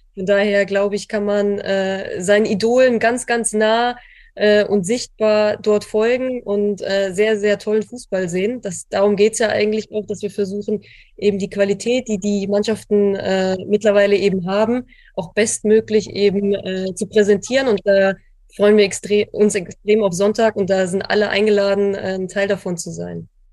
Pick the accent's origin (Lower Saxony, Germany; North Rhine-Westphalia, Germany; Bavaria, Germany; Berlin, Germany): Lower Saxony, Germany; now in Frankfurt, Germany; ich aus Niedersachsen komme und tatsächlich ein Großteil meiner Familie dort noch lebt.